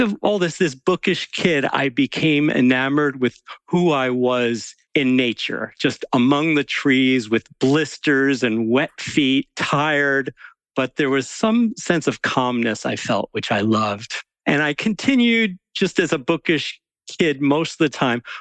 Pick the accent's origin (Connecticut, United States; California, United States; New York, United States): New York, United States; New York City suburbs, United States; I was sort of a bookish kid growing up in the New York City suburbs